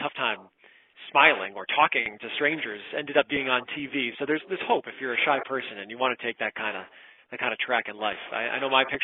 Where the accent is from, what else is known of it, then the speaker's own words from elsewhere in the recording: Southwick, Massachusetts, United States; I'm from Western Mass, so headed out toward Springfield. If you ever look at a map and you see that little chunk that sticks down into Connecticut, that's my town, Southwick. And I was there up through sixth grade